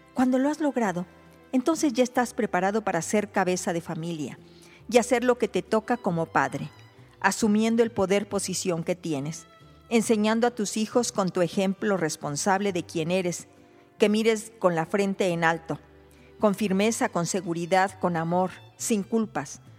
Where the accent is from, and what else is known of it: Mexico